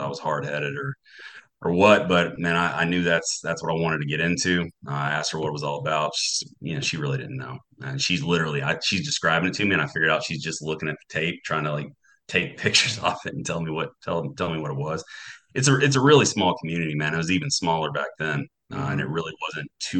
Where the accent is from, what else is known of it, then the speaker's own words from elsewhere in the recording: North Carolina, United States; moved away as an adult; I grew up in Newark, North Carolina